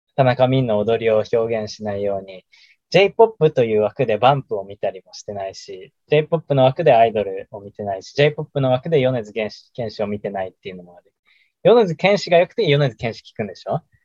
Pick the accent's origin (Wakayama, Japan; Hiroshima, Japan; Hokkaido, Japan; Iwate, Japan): Iwate, Japan; 我が故郷、我々の故郷の岩手の